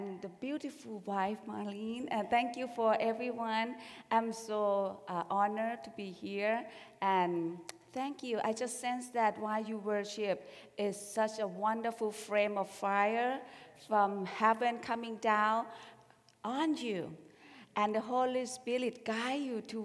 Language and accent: English; Bangkok, Thailand; moved away; I grew up in Bangkok